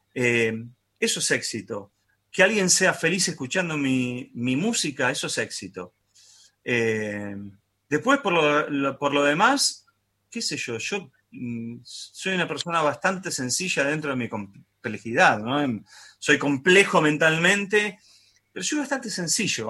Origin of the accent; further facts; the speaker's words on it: Argentina; lo que nos pasa a nosotros puntualmente como, argentino argentinos es que estamos en la pandemia más larga del mundo